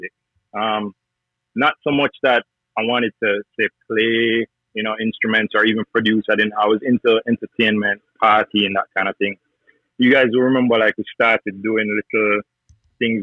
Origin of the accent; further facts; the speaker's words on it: Jamaica; now in United States; growing up in Jamaica